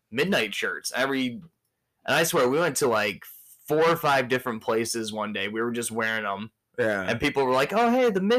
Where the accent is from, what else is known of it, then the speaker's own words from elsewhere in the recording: Michigan, United States; I'm from Michigan.